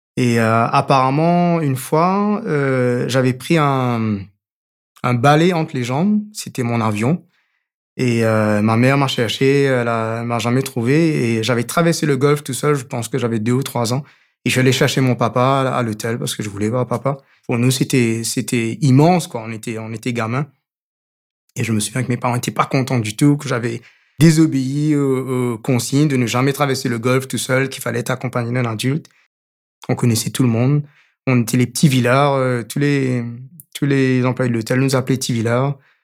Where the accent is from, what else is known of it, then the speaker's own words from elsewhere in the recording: Mauritius; J'ai grandi à Maurice